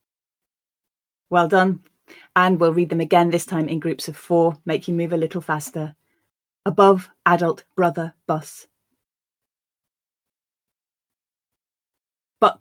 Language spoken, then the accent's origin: English; the north of England, United Kingdom; accent: Northern English; my Northern English accent